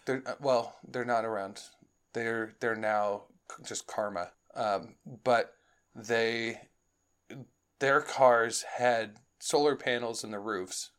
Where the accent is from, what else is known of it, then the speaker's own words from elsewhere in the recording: Chicago, Illinois, United States; moved away; growing up in Chicago, it would snow on my birthday in June